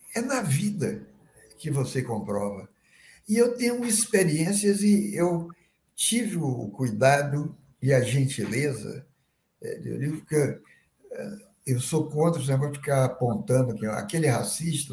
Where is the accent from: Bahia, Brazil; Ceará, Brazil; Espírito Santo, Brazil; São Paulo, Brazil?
Bahia, Brazil; now in Rio de Janeiro, Brazil; eu sou baiano, morando aqui no Rio